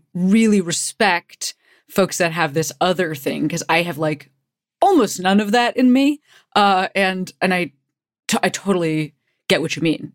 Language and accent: English; Chicago, Illinois, United States; I'm, you know, from Chicago.